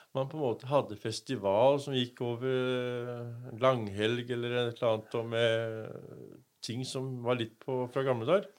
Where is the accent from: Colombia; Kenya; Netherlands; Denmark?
Denmark; now in Norway; Vi er jo en dansk familie som har kommet og, og overtatt